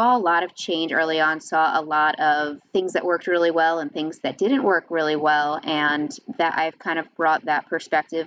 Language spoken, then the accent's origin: English; Long Island, New York, United States; moved away as an adult; also born or lived in Connecticut; now in New Jersey, United States; I was born and raised on Long Island, New York